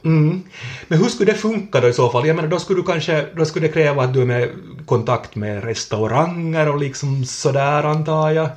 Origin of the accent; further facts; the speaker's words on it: Kvevlax, Ostrobothnia, Finland; från min barndom i, i, i Kvävlax